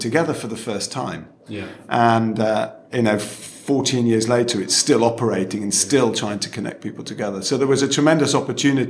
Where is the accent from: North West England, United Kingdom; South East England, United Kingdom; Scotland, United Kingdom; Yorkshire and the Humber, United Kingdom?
North West England, United Kingdom; Manchester; moved away as an adult; also born or lived in Oxford / London; I'm from Manchester, and moving to London was like a Dick Whittington moment